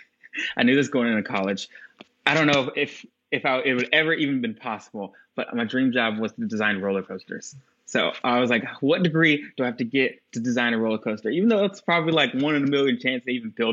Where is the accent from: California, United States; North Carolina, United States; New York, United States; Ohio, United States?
North Carolina, United States; Asheville; moved away as an adult; also born or lived in Virginia / Chicago; we moved to Asheville, North Carolina when I was young. So I grew up there